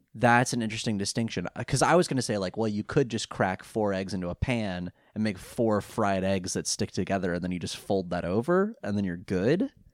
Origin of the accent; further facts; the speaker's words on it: California, United States; now in England; I'm from California.